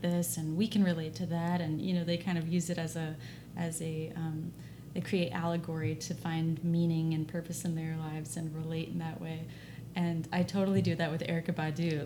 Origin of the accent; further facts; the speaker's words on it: Dallas, Texas, United States; I'm from Dallas